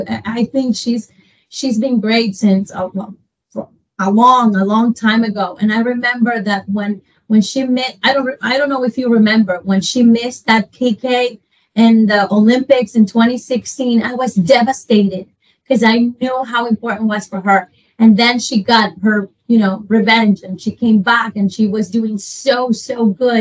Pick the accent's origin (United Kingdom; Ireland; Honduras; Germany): Honduras; moved away; I'm from Honduras